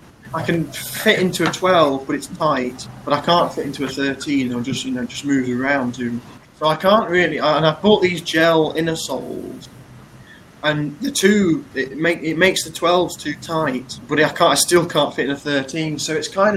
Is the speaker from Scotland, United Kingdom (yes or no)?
no; Cromer, East of England, United Kingdom; He said, a place called Cromer.